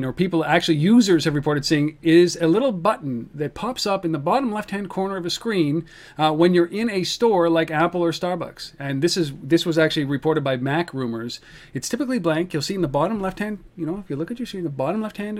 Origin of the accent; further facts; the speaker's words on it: Ottawa, Ontario, Canada; in Ottawa, in my hometown